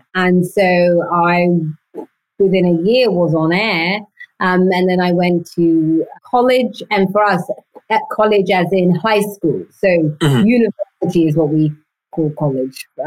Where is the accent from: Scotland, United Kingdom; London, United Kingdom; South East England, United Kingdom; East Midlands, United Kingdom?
London, United Kingdom; I was born and raised in London, in the East End of London